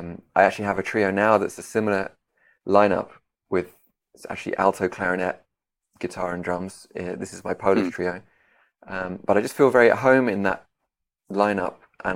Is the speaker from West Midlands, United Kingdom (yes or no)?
no; London, United Kingdom; moved away as an adult; also born or lived in Detroit; now in Kraków, Poland; I grew up in London, where I am now. Although a few years ago, I moved to Krakow in Poland, where I live currently. I was born in Detroit, but moved.